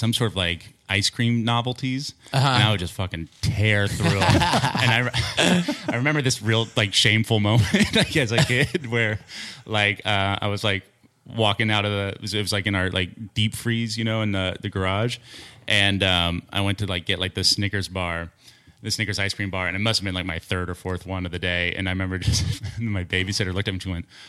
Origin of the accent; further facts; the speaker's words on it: Kansas City, Missouri, United States; Kansas City.